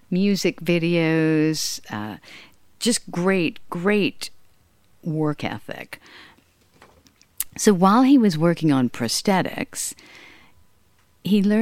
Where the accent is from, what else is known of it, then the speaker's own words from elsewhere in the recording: Hollywood, California, United States; a lot of Hollywood connections. Uh, not through any thing other than being around them, uh, like growing up in Hollywood